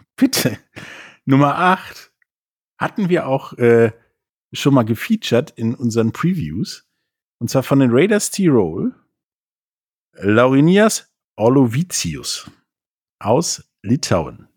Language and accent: German; Rhineland, Germany; mir als Rheinländer